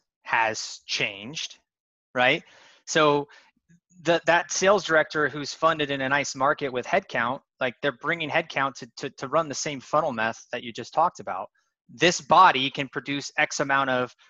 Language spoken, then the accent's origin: English; Spokane, Washington, United States; I grew up in Spokane, Washington, pretty poor area of Spokane